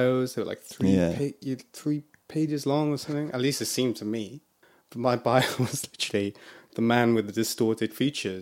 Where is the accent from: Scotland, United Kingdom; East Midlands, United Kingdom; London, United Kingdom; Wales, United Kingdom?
Wales, United Kingdom; Ystradgynlais; I grew up in a town called Ystrad Gunlife